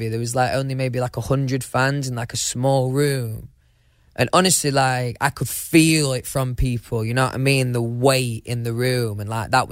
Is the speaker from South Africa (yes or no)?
no; United Kingdom; I'm quite British, right?